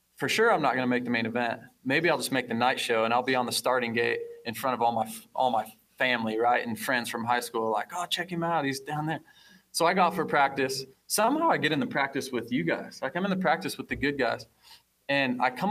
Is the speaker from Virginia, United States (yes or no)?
no; Fort Dodge, Iowa, United States; I'm some kid from Fort Dodge, Iowa, getting bikes from Storm Lake Honda.